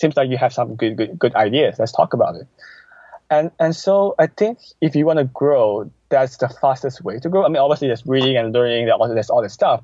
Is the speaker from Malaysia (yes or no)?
yes; Malaysia; moved away; also born or lived in Canada; I moved back from Canada 2 months ago. So I'm now back in Malaysia, so where I was from